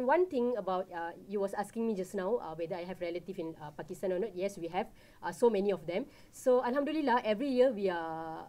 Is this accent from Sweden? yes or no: no; Malaysia; I'm Malaysian, of course, I can speak Malay.